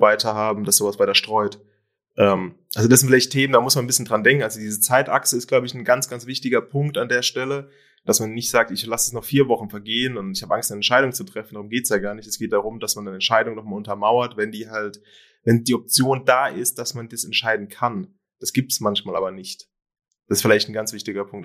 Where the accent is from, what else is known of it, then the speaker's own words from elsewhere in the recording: Germany; bei uns in Deutschland